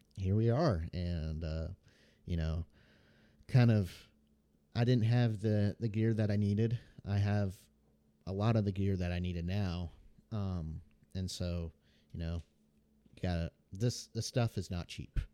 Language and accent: English; Memphis, Tennessee, United States; I was born in Memphis, Tennessee